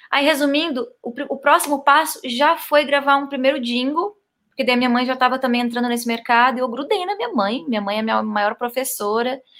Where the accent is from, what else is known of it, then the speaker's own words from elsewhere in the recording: Salvador, Bahia, Brazil; born there; moved away; Eu nasci em Salvador, Bahia. Aí voltei a morar no Sul, porque a família toda era do Sul.